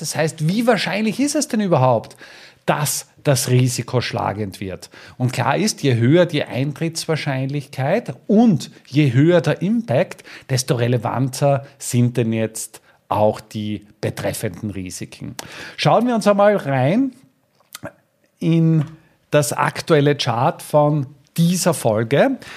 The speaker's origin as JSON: {"language": "German", "region": "Styria", "country": "Austria", "said": "hier bei uns in der Steiermark"}